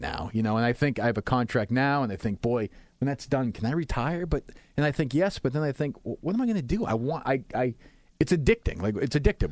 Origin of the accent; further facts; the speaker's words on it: Winchester, Massachusetts, United States; I grew up in Winchester, and my family had some means